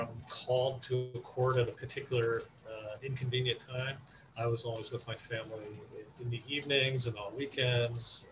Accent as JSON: {"language": "English", "area": "Warren County", "region": "New Jersey", "country": "United States", "tie": "born or raised there", "said": "I grew up in Warren County and worked in Hunterdon County"}